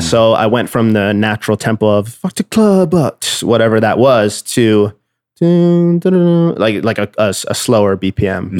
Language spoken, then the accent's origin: English; Nova Scotia, Canada; moved away as an adult; now in Toronto, Canada; I'm originally from Nova Scotia